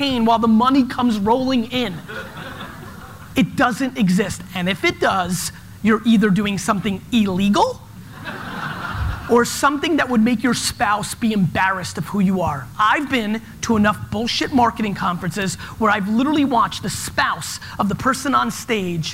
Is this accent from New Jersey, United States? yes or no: yes; New Jersey, United States; born or raised there; also born or lived in Soviet Union